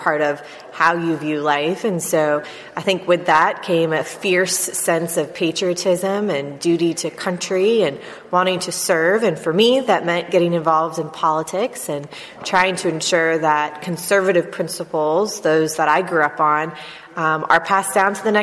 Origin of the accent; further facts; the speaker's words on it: South Florida, United States; I grew up in South Florida, first of four kids, big family of six.